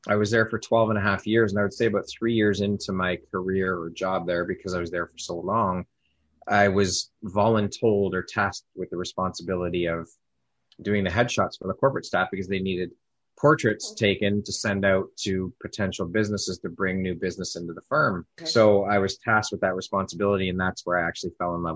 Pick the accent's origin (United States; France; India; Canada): Canada; Toronto, Ontario; also born or lived in Oshawa, Ontario; I was born and raised here in Toronto, Canada.